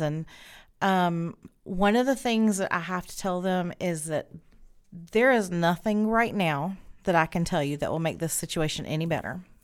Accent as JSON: {"language": "English", "town": "Spartanburg", "region": "South Carolina", "country": "United States", "tie": "born or raised there", "said": "I have grown up here in Spartanburg"}